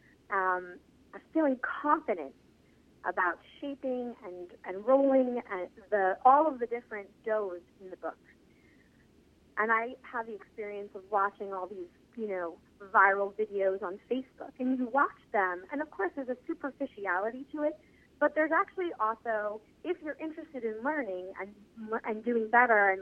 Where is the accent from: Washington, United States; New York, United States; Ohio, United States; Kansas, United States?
New York, United States; as a New Yorker